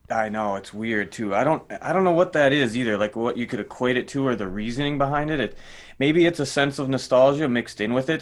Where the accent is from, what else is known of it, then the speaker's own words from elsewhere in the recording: Minnesota, United States; I'm from Minnesota